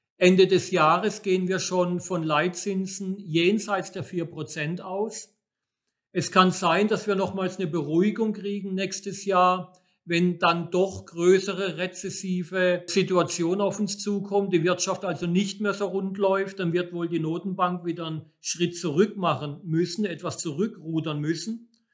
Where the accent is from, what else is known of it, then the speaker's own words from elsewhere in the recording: Germany; bei uns in Deutschland